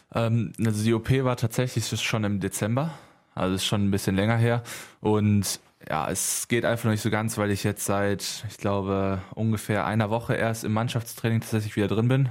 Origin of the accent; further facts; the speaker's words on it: Halver, North Rhine-Westphalia, Germany; also born or lived in Lüdenscheid; aufgewachsen in Halfer und da ein kleines Dorf, unser kleiner Dorfverein